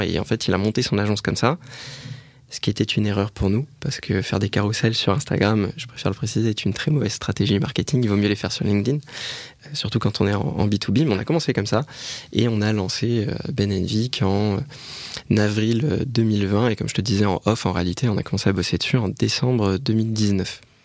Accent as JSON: {"language": "French", "town": "Bordeaux", "region": "Nouvelle-Aquitaine", "country": "France", "said": "on est bordelais"}